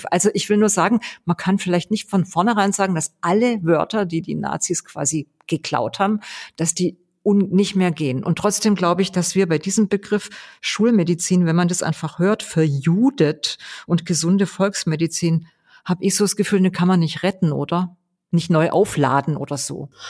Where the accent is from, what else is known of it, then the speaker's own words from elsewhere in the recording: Weingarten, Baden-Württemberg, Germany; Ich komme ja aus Ravensburg-Weingarten und erfunden hat es einer aus Weingarten, also meine ja. Heimat